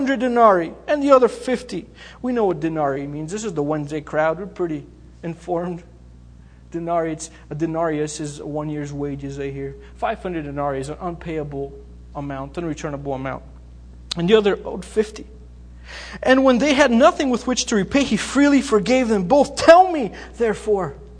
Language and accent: English; Bulgaria; moved away; also born or lived in Greece; I grew up in Bulgaria. I was born there. We moved to Greece.